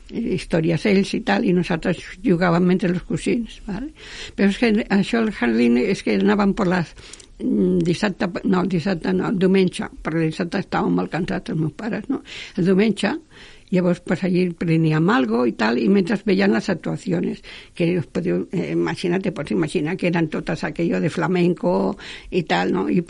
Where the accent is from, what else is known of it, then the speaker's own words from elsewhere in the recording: Catalonia, Spain; also born or lived in Aragon; jo sempre dic vaig néixer en Aragó, però clar, els tres mesos estava en Catalunya, vull dir, realment sóc aragonesa molt poca estona